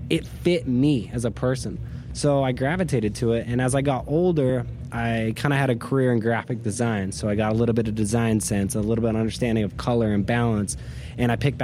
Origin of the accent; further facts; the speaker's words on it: Magna, Utah, United States; I grew up in Magna, so kind of the hood